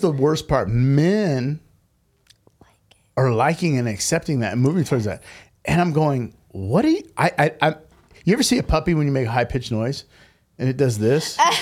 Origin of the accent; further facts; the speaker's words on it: United States; growing up in America